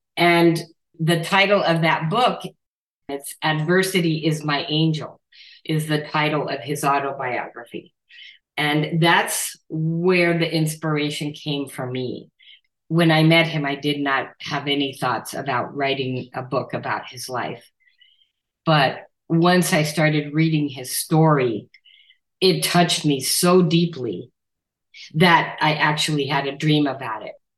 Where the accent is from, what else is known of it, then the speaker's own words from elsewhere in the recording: Nogales, Arizona, United States; now in Tucson, United States; my hometown of Nogales, Arizona, on the border, where, that's where I grew up